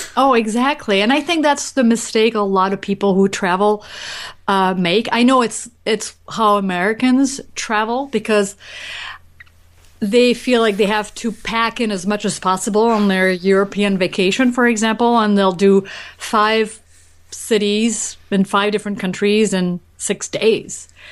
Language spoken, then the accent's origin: English; France; I grew up in France